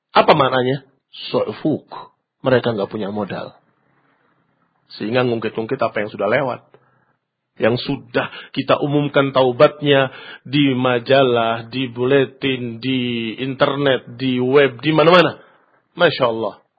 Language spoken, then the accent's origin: Indonesian; Indonesia; kita dari Indonesia